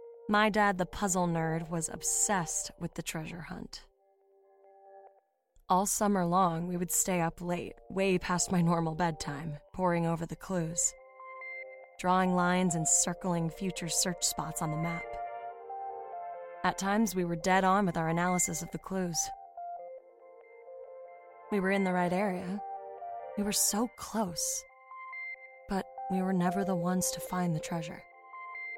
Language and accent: English; Oklahoma, United States; Back when I was still just a dirty-faced kid growing up in Oklahoma, my hometown, Stonewater, would organize a countywide treasure hunt every summer for the kids.